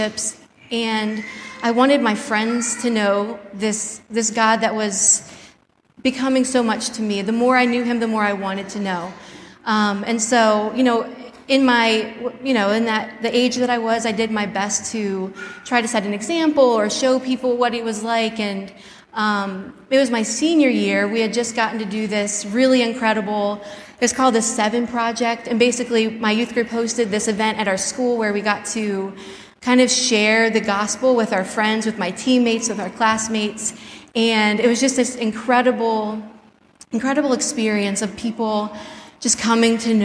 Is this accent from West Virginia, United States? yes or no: no; Spartanburg, South Carolina, United States; moved away; I was born in Spartanburg, South Carolina, to my parents, Bill and Lisa